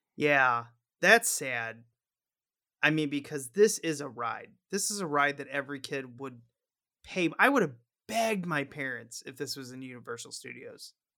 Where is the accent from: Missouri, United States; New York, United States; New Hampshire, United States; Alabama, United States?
Missouri, United States; I'm from Missouri